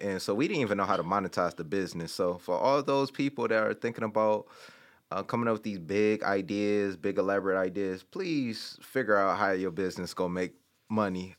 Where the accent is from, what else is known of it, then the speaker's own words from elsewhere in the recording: Detroit, Michigan, United States; moved away as an adult; also born or lived in Chicago; I'm from Detroit